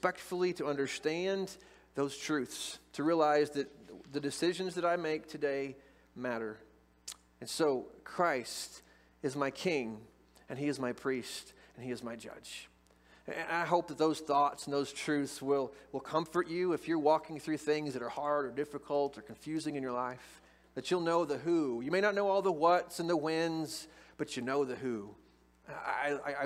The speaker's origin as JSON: {"language": "English", "town": "Moberly", "region": "Missouri", "country": "United States", "tie": "born or raised there", "said": "I grew up in Moberly"}